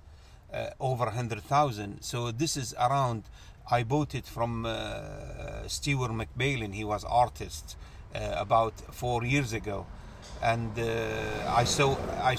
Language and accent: English; Kuwait; moved away as an adult; also born or lived in Oxford, United Kingdom; now in London, United Kingdom; I was born in Kuwait. I'm from Kuwait